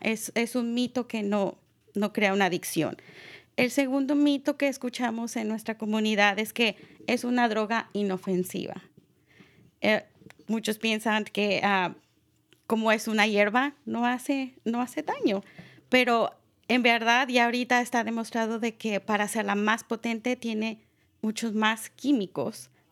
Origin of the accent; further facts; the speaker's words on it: Mexico; now in Marin County, United States; yo soy mexicana